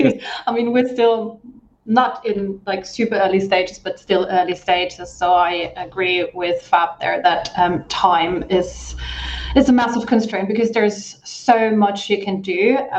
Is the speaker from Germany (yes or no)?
yes; Germany; now in United Kingdom; I am originally from Germany, but I'm in the UK now.